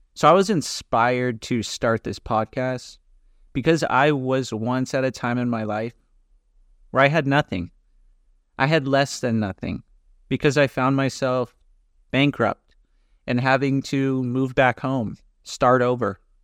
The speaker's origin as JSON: {"language": "English", "region": "California", "country": "United States", "also_born_or_lived": "Dallas, Texas", "moved": "as an adult", "lives_now": "Greece", "said": "I'm originally from California"}